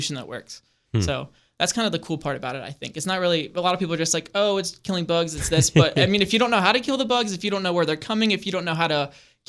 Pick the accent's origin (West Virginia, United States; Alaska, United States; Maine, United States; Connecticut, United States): West Virginia, United States; Berkeley Springs; growing up in Berkeley Springs, being able to go in the castle